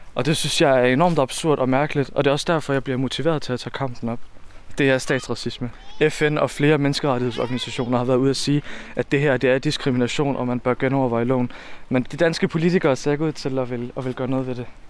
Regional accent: Odense, Southern Denmark, Denmark; Jeg er født og opvokset i Volsmose.

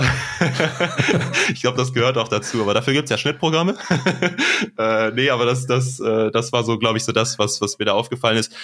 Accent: Neuss, North Rhine-Westphalia, Germany; moved away as an adult; now in Aachen, Germany; aus Neuss oder der Nähe von Neuss, besser gesagt

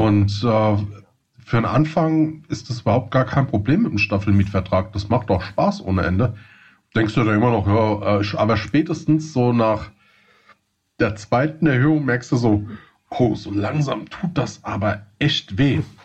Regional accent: Hesse, Germany; accent: Hessian; man hört es glaube ich so ein bisschen an, mein, an meinem ähm, ähm an Accent. meinem Slang. äh, ich komme aus dem Hessischen.

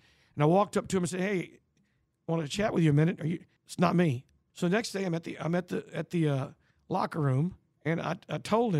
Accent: Hempstead, Texas, United States; When I was growing up in Hempstead, Texas, which is 50 miles northwest of here

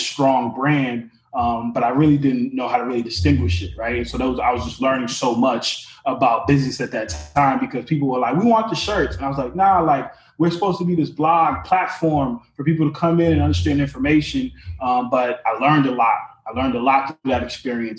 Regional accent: Lynn, Massachusetts, United States; I'm originally from Lynn, Massachusetts. My parents came from Haiti

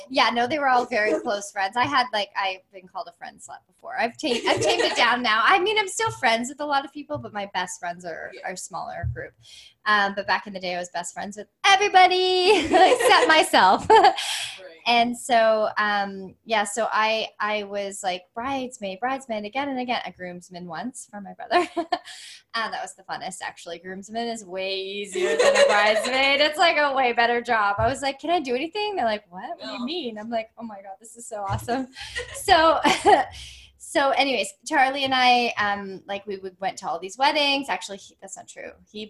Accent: North Vancouver, British Columbia, Canada; when I was with my friends that I grew up with in North Van, they were all starting to get married.

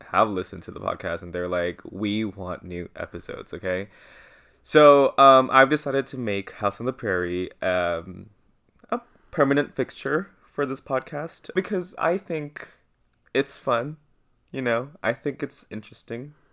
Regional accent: Thailand; so, if you don't know me personally, I grew up in Thailand. My parents went on a mission. They were Christian missionaries.

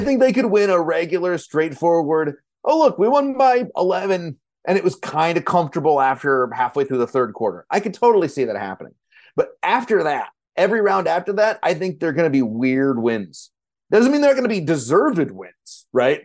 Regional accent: Kentucky, United States; now in Minneapolis, United States; I'm from Kentucky originally

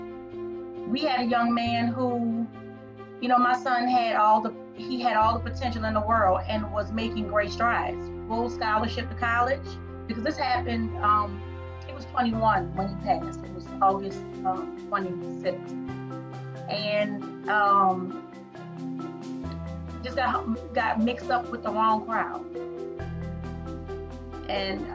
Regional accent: New Orleans, Louisiana, United States; moved away; I'm originally from New Orleans

